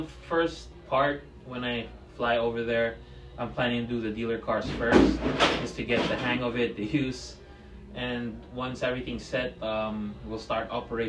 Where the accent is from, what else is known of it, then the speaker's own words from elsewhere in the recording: Philippines; moved away as an adult; now in Bayonne, United States; Yes, I was born and raised in the Philippines. I flew out to the United States. Moved here actually at the age of 18